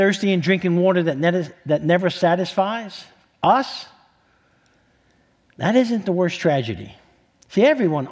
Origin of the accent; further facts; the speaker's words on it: New York City, New York, United States; moved away; I'm from New York City